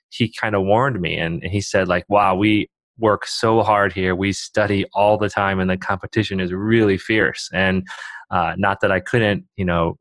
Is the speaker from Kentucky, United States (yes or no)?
no; Bowling Green, Ohio, United States; moved away as an adult; also born or lived in China; now in Oregon, United States; growing up in a small town in Ohio.